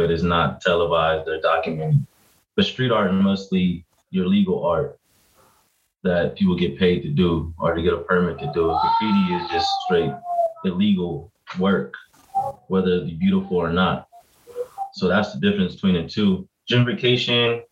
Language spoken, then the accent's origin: English; Los Angeles, California, United States; I'm from South Central Los Angeles